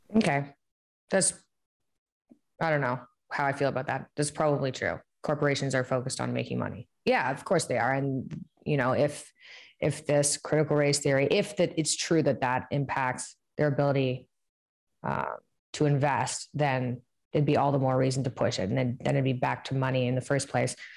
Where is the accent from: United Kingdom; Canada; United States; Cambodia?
Canada; growing up in Canada